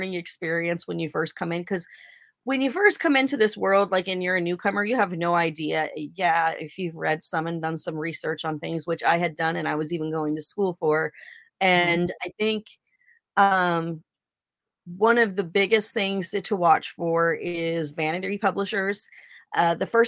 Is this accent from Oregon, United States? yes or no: yes; Oregon, United States; I'm from Oregon